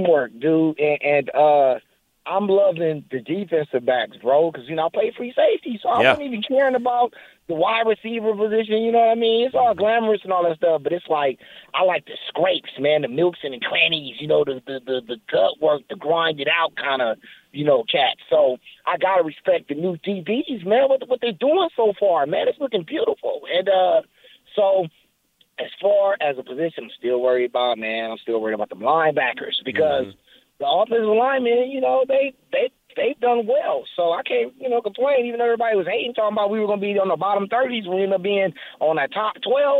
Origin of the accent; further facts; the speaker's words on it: Los Angeles, California, United States; I'm from South Central LA, but I got my ball on in the Valley, El Camino Real